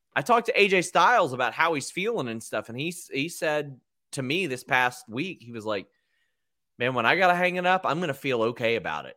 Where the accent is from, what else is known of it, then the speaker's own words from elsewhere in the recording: Kentucky, United States; I'm from Kentucky